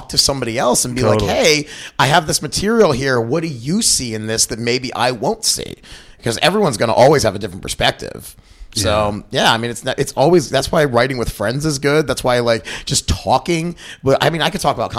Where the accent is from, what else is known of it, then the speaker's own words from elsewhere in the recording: Baltimore, Maryland, United States; moved away; So I grew up in Baltimore, and I used to go to a bunch as a kid